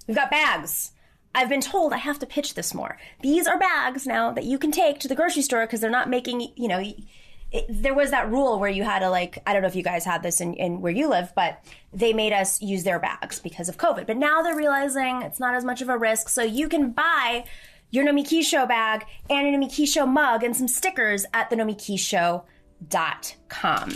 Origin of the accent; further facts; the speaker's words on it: Lancaster, New York, United States; also born or lived in Buffalo, New York; I'm from Lancaster, New York. That's where I grew up